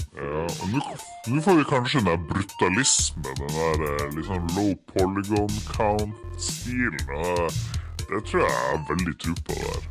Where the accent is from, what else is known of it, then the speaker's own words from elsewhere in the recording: Harstad, Troms, Norway; vi er jo fra Harstad begge